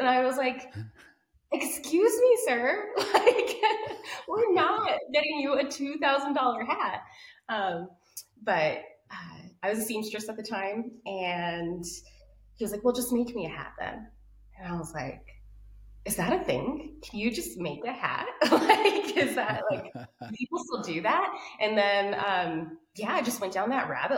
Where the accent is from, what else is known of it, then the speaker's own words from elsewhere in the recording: Albuquerque, New Mexico, United States; I'm from Albuquerque, New Mexico. I'm a desert kid.